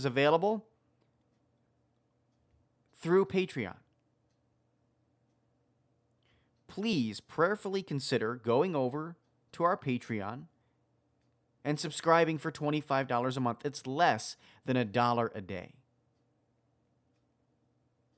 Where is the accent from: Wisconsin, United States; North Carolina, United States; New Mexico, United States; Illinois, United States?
Wisconsin, United States; the state of Wisconsin, which is my home state.